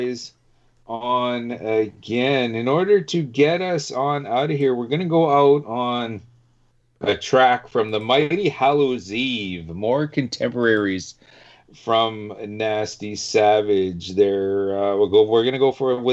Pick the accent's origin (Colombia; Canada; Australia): Canada; I'm Canadian through and through